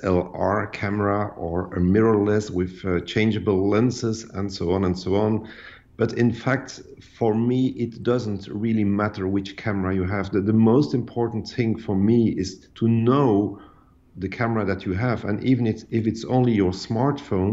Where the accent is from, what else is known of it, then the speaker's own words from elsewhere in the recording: Ostend, Flanders, Belgium; I was born in Ostend, which is a seaside resort in Belgium.